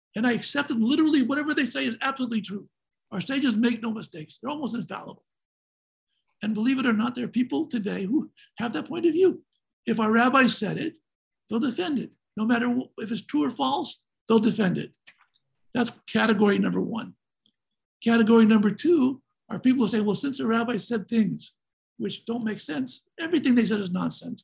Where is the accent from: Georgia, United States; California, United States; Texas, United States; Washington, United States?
Washington, United States; Seattle; I grew up in Seattle, Washington, and I attended Franklin High School.